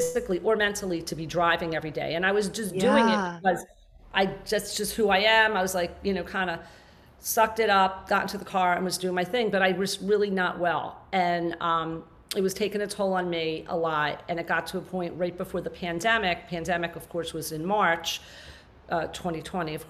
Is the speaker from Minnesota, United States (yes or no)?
no; New Jersey, United States; I moved down to South Jersey, my hometown